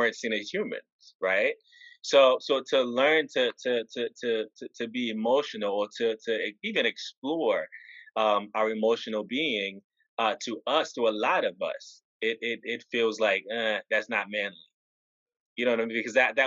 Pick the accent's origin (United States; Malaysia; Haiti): Haiti; moved away; growing up in Haiti